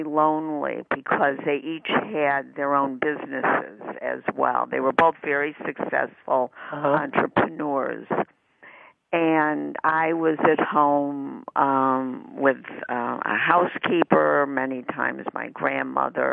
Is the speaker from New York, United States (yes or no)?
no; Chicago, Illinois, United States; moved away as an adult; now in Los Angeles, United States; I grew up in Chicago, and I moved from Chicago to Los Angeles